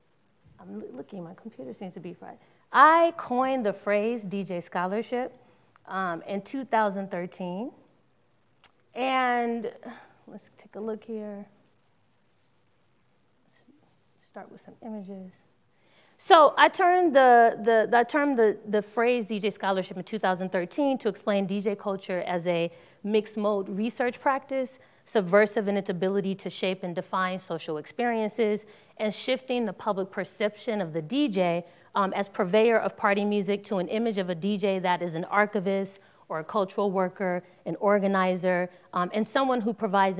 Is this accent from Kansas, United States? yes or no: no; Los Angeles, California, United States; I am born and raised in Los Angeles, California